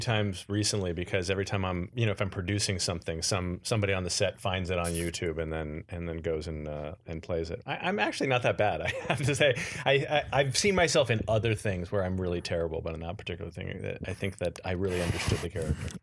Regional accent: Los Angeles, California, United States; also born or lived in Beverly Hills; I grew up in Encino.

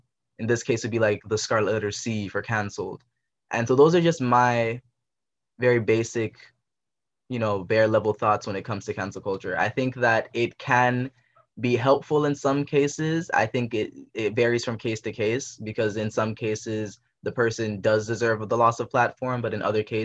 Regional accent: Jamaica; I'm from Jamaica

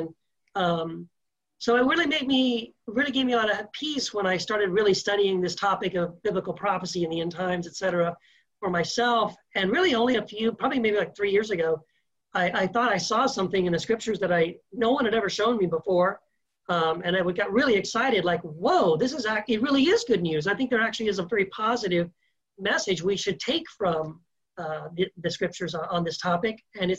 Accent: Texas, United States; moved away as an adult; also born or lived in Tennessee / California / Idaho; now in El Paso, United States; Well, I'm from, born in Tennessee, raised in Texas, lived 25 years in California, lived 1 year in Idaho, just moved back to El Paso, Texas a year ago. So I'm kind of from all over.

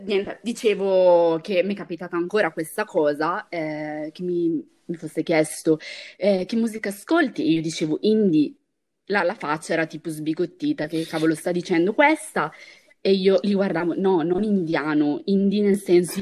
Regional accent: Brescia, Lombardy, Italy; io sono di Brescia

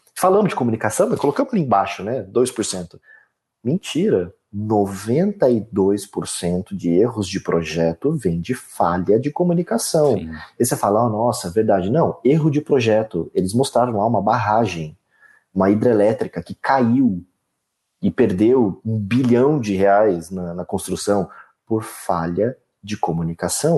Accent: Leme, São Paulo, Brazil; eu nasci em Leme, numa cidade interior de São Paulo, numa família classe média, onde o pai trabalha, a mãe fica em casa

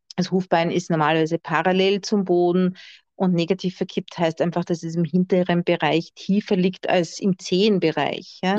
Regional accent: Austria; bei uns in Österreich

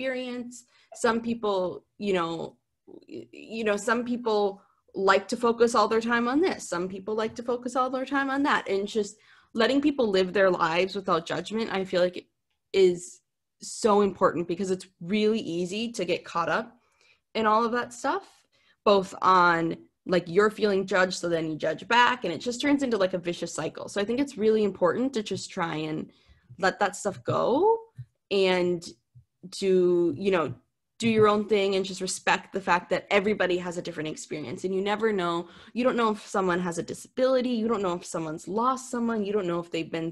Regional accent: Minnesota, United States; moved away; growing up in Minnesota, my dream was to go to California.

